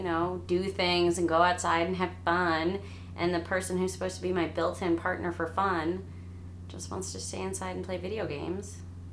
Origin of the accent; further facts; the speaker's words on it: St. Louis area, Illinois side, United States; moved away as an adult; also born or lived in New Orleans, Louisiana; I'm from the St. Louis area, the Illinois side. I grew up with my mom, Rhea, and my dad, Daniel, and my brother, David. We were a cat family.